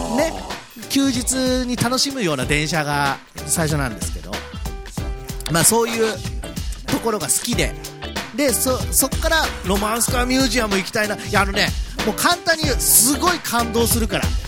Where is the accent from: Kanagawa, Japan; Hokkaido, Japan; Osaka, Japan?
Kanagawa, Japan; Yamato; 私が生まれ育った町の大和